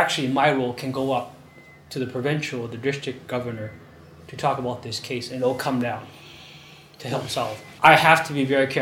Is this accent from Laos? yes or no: yes; Luang Prabang Province, Laos; I'm actually from Luphabang province.